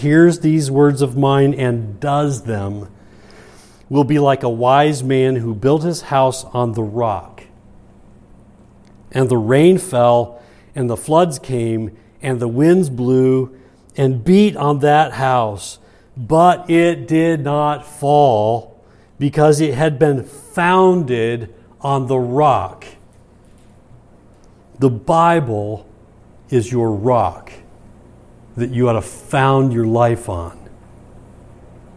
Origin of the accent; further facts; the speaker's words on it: Michigan, United States; moved away as an adult; I was from Michigan at the time